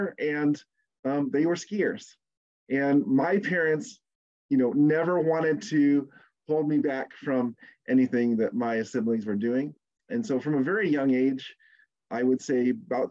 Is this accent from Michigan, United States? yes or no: yes; Southeast Michigan, United States; I grew up in Southeast Michigan